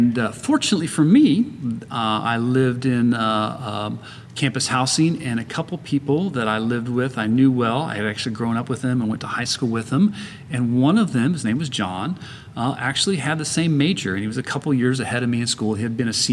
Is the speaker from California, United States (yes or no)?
no; Kansas City, Missouri, United States; now in San Antonio, United States; I went to university in a first locally where I grew up in Kansas City